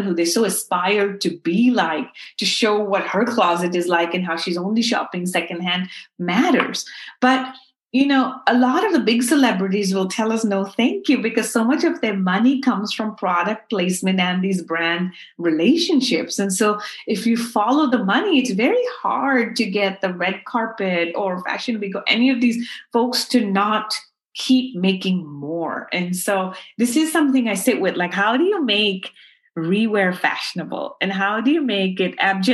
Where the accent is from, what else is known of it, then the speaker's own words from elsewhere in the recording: Karachi, Sindh, Pakistan; now in United States; I grew up in Karachi where my grandfather used to run clothing factories